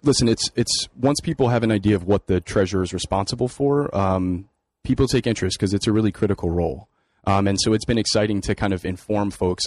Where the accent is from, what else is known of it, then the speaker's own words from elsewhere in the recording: New Haven, Connecticut, United States; I grew up here in New Haven, working in my parents' small convenience store on Congress Avenue in New Haven